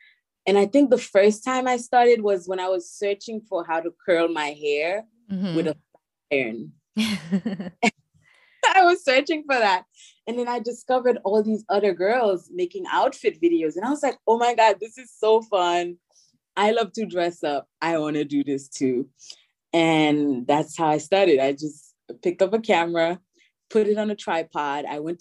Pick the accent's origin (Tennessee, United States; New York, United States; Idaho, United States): New York, United States; New York City; born there; Sometimes I want to be lazy and I don't explain my accent, so I just did. Or if I have time and I want to explain, you know, the whole story, then I'll say, you know, I'm Haitian, but I was born here